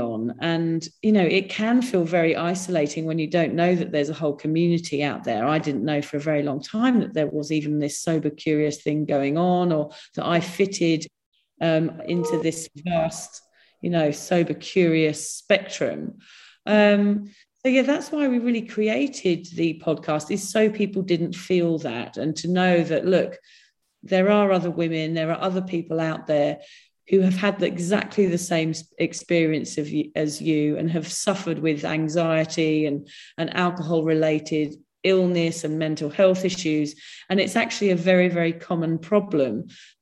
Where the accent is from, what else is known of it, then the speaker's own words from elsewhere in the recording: England, United Kingdom; now in Australia; we're all English